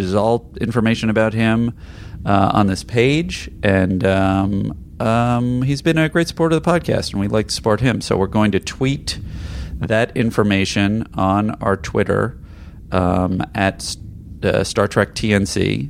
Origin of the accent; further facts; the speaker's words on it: Ireland; Well, being an Irishman... I haven't watched that one in a long time. I remember when it was shown on Ireland's TV station, RTE.